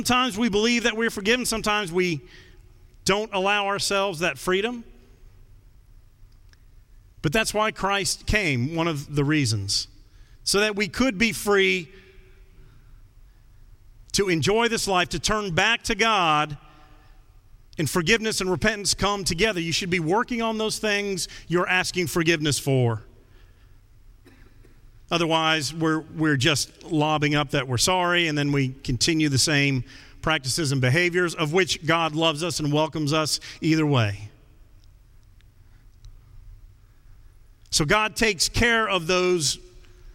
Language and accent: English; United States; I'm an American